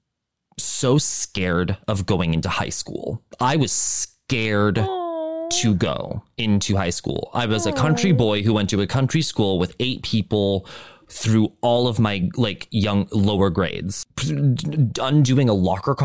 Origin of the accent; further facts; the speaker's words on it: Montana, United States; growing up in Montana, it's a different experience